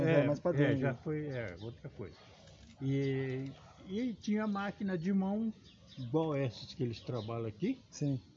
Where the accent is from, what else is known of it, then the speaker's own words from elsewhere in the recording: Marília, São Paulo, Brazil; born there; moved away as an adult; É, eu sou nascido em Marília, entrei na região aqui, entrei na, no estado em 1959, no estado.